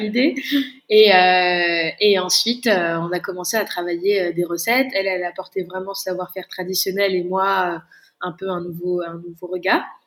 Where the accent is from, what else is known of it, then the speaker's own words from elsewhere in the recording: Bordeaux, Nouvelle-Aquitaine, France; j'ai fait un bac ES à Bordeaux, je suis bordelaise.